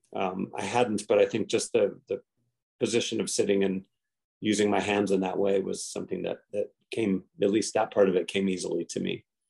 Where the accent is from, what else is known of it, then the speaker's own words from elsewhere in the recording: Hawaii, United States; I was born and raised in Hawaii